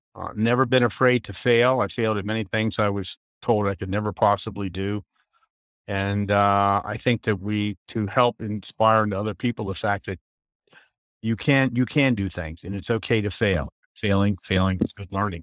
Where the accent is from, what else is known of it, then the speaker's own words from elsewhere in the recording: Maryland, United States; moved away as an adult; also born or lived in Van Nuys, California / North Carolina; now in Elizabethtown, United States; we moved up to Maryland, and I lived in Maryland from nineteen fifty-six until, uh, my wife and I, I retired